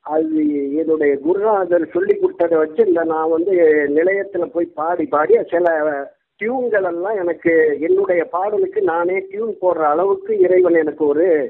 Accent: Nagore, Tamil Nadu, India; நாகூர் கொள்ளக்கருவில் ஆயிரத்தி தொள்ளாயிரத்தி அறுபதில் பிறந்தேன்

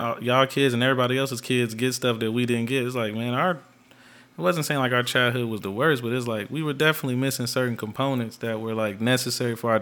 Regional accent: Dayton, Ohio, United States; We're from Dayton, Ohio. We were inner city.

